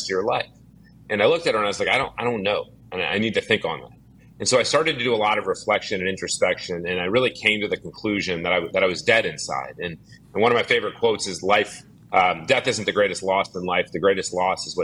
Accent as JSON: {"language": "English", "town": "Dallas", "region": "Texas", "country": "United States", "tie": "born or raised there", "said": "I grew up in Dallas, Texas"}